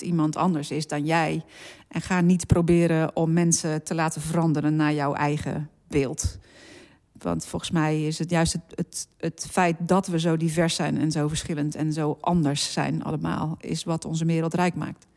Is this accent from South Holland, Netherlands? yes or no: no; Zeeland, Netherlands; ik ben geboren in Zeeland en daar opgegroeid